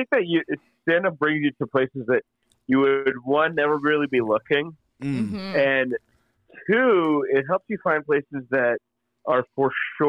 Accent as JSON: {"language": "English", "country": "United States", "tie": "born or raised there", "also_born_or_lived": "India / Kuwait", "said": "I came here when I was seven, so yeah, I'm first generation, yeah."}